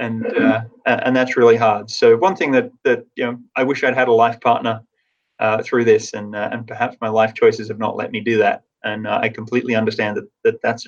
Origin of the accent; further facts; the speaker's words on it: Tasmania, Australia; moved away; I grew up in Tasmania